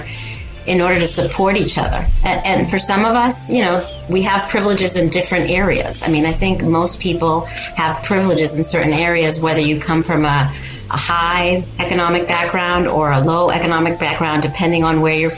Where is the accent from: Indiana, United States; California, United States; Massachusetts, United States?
Massachusetts, United States; I grew up in sort of this amalgamation of immigrants in this town where I grew up in Massachusetts